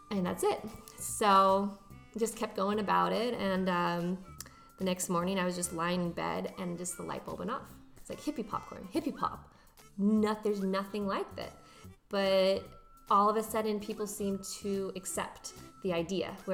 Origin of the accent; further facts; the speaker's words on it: Santa Barbara, California, United States; I grew up in the best city ever, Santa Barbara, California.